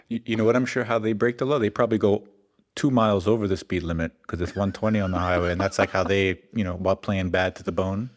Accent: New York City, New York, United States; I'm technically I'm from New York, but as most listeners and most people, maybe, maybe, most people don't know, but Staten Island does have a lot of Jersey at heart

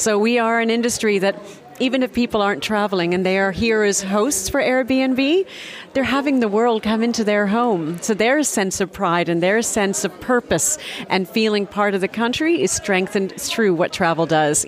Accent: Canada; accent: Canadian; now in South Africa; Just to verify, my accent is Canadian, but I left Canada many, many, many years ago. I've been on the continent since 1991, so my roots are very much in Africa, and very blessed to have been in South Africa for the last 24 years

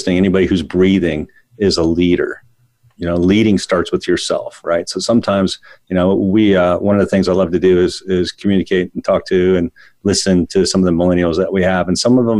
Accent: Northern Virginia, United States; when I grew up in Northern Virginia

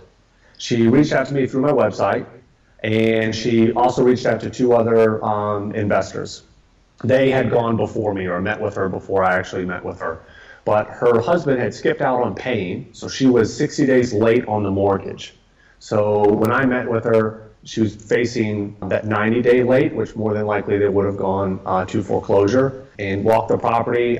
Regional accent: Atlanta, Georgia, United States; now in Austin, United States; I grew up in Atlanta

